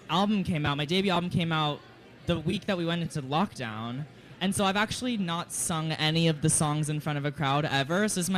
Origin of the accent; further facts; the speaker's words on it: Georgetown, Texas, United States; now in New York City, United States; I'm from Georgetown, Texas.